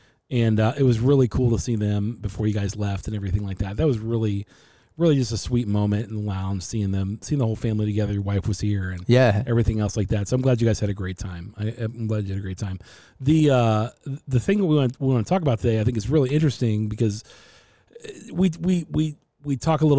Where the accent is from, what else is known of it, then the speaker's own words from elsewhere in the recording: Ohio, United States; we're both from Ohio, mm-hmm. and we live in Arizona now.